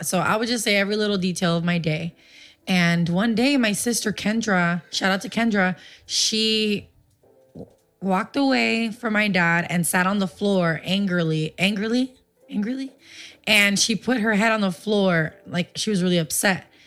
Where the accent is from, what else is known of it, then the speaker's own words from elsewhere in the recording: Puerto Rico; moved away; also born or lived in Livingston, New Jersey / Paterson, New Jersey; So when we lived there, I was about three years old is when we moved to Puerto Rico.